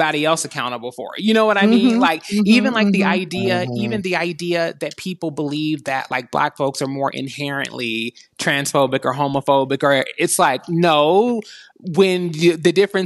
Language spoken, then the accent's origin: English; Kentucky, United States; moved away as an adult; also born or lived in Los Angeles; I'm from Six Flags over Mitch McConnell, born and raised in Kentucky